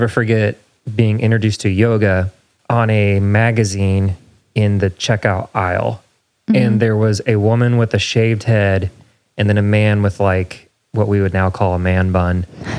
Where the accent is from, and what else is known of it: Indiana, United States; born or raised there; now in Nashville, United States